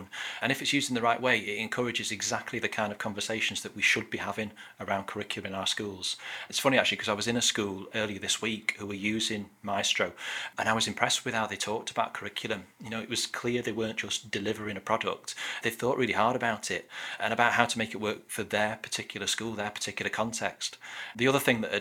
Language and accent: English; Middlesbrough, North East England, United Kingdom; moved away; I grew up in Middlesbrough in the northeast